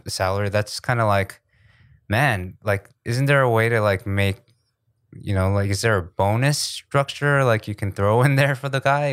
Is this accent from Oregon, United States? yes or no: no; New York, United States; also born or lived in New Jersey / Riverside, California; I'm from New York because that's where I spent most of my childhood